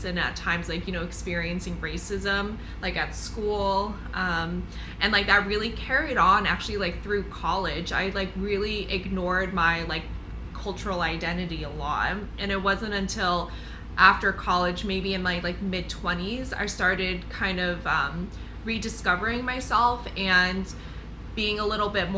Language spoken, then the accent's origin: English; United States; I'm like a first generation, like American